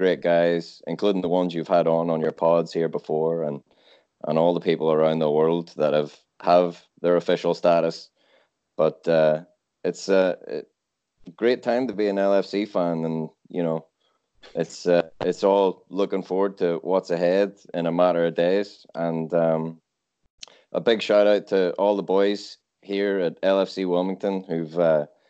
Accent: Ireland; moved away as an adult; now in United States; I came to North Carolina from Ireland with my wife, who's my rock.

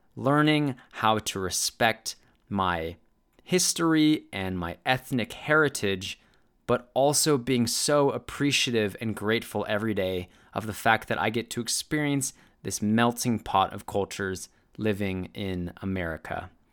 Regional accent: United States; Being Korean American is all that I know and all that I ever will know

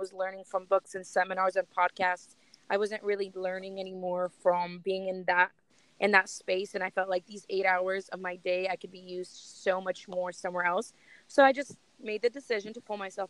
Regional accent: Russia; now in United States; I was born in Russia. So I moved to America about 19 years ago

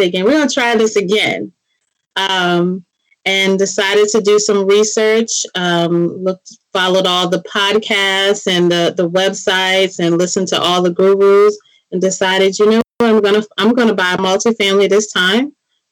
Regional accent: D.C., Maryland area, United States; I am from the Maryland area, right outside of Washington, D.C.

